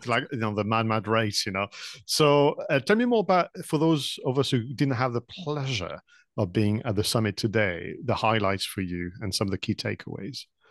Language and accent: English; France; English is a second language; moved away; when I was studying, uh, English back in France